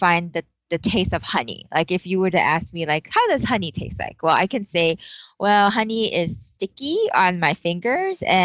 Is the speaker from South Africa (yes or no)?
no; Malaysia; moved away as an adult; also born or lived in Iowa, United States; now in Chicago, United States; I'm from Malaysia.